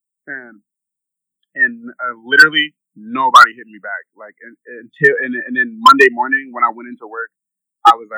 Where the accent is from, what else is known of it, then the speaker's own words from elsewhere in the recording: Minnesota, United States; I'm going to stay in Minnesota